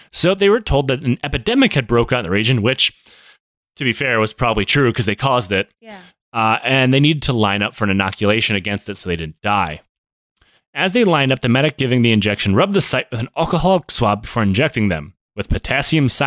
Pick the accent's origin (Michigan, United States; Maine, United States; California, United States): Michigan, United States; accent: Michigan